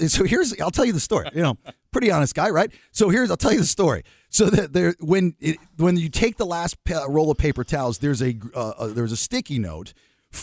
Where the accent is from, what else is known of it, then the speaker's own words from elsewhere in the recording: the South, United States; moved away; I'm from the South.